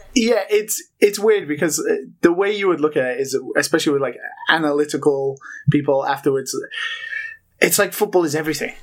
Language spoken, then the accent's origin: English; United Kingdom; now in Japan; I'm British, but I live in Japan